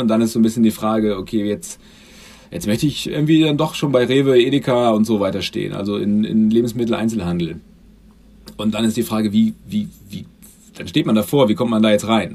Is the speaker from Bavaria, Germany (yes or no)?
no; Göttingen, Lower Saxony, Germany; moved away; komme ursprünglich aus Göttingen.